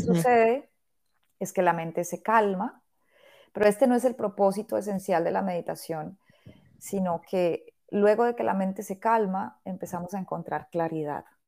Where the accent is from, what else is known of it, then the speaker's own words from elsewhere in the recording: Bogotá, Colombia; moved away as an adult; now in Barcelona, Spain; en el 2014 abrí un estudio de yoga en Bogotá, que es pues, la ciudad de donde vengo